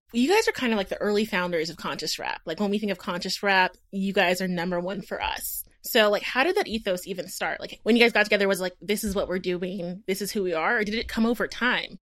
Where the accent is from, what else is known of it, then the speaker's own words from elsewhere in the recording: Houston, Texas, United States; I'm from Houston